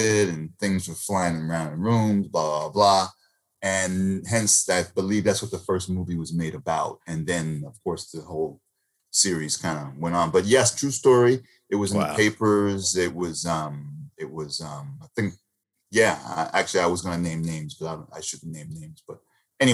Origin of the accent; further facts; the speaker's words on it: Lindenhurst, New York, United States; Originally from Lindenhurst, Long Island